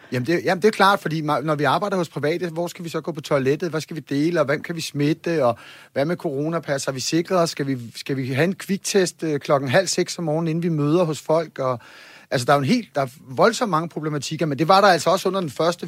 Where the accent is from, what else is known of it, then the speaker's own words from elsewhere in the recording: Copenhagen, Capital Region of Denmark, Denmark; jeg er bare københavner